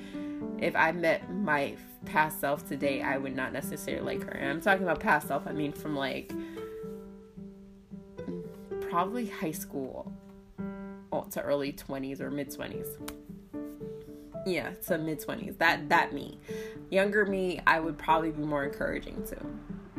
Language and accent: English; New Jersey, United States; I'm from Jersey, so we're very sarcastic people